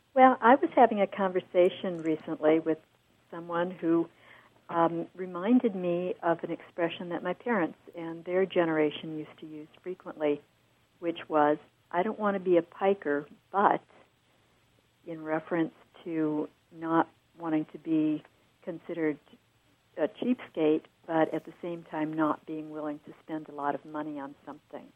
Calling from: San Diego, California, United States; calling from San Diego

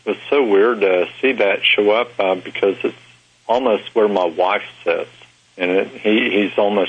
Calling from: Harrington, Delaware, United States; Harrington, Delaware.

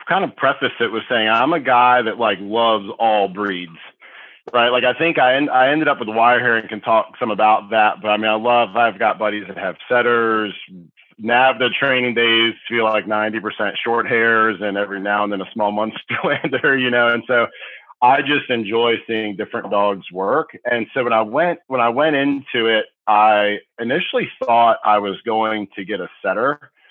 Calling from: Tappahannock, Virginia, United States; Yeah, so I'm calling from Tappahannock, Virginia, which is like on the eastern seaboard of Virginia, for anyone not familiar with the state.

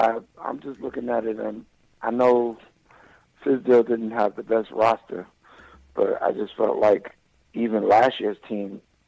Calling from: Atlanta, Georgia, United States; from Atlanta.

